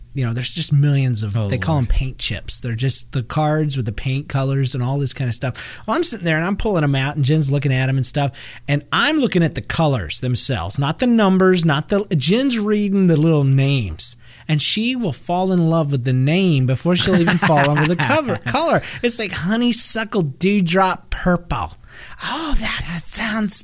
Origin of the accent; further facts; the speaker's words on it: the South, United States; I'm from the South